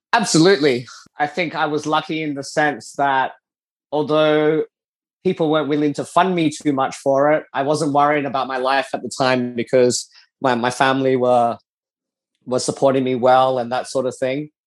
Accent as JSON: {"language": "English", "town": "Adelaide", "region": "South Australia", "country": "Australia", "tie": "born or raised there", "moved": "as an adult", "lives_now": "Singapore", "said": "I grew up in Adelaide, Australia"}